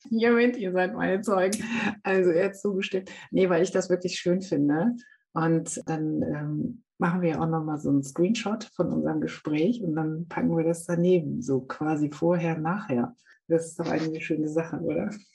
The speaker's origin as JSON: {"language": "German", "area": "Münsterland", "region": "North Rhine-Westphalia", "country": "Germany", "said": "ich komme aus Münsterland, also mhm. Münsterland da wirst du mit dem Sattel unterm Hintern geboren"}